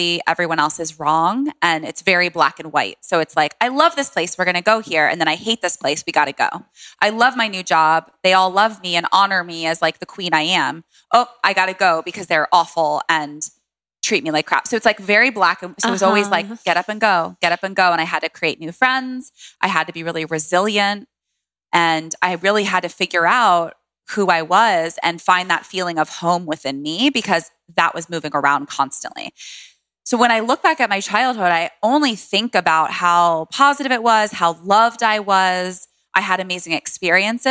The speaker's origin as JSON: {"language": "English", "town": "Washington", "region": "District of Columbia", "country": "United States", "tie": "born or raised there"}